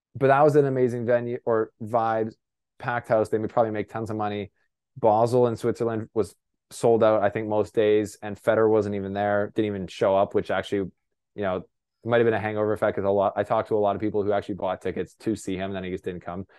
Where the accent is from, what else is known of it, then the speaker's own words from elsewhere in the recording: Canada; I'm a Canadian reporter